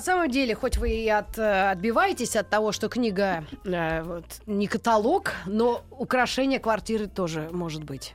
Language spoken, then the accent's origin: Russian; Moscow, Russia; мы, москвичи-то